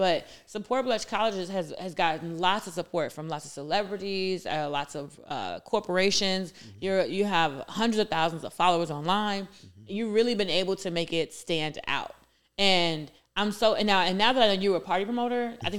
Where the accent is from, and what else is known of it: Chicago, Illinois, United States